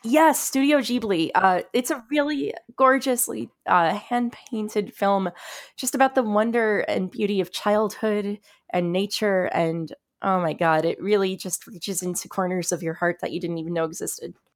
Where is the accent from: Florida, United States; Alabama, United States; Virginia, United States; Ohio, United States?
Florida, United States; South; now in New York City, United States; I grew up in South Florida, just north of Miami